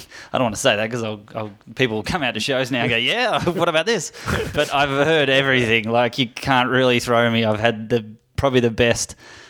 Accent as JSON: {"language": "English", "town": "Melbourne", "region": "Victoria", "country": "Australia", "tie": "born or raised there", "moved": "yes", "lives_now": "United States", "said": "I grew up in Melbourne."}